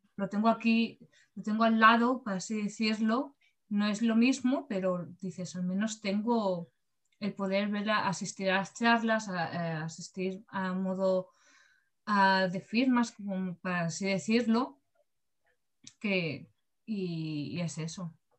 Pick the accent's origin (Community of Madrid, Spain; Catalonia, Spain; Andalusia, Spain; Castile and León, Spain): Catalonia, Spain; Barcelona; yo que soy de, de Barcelona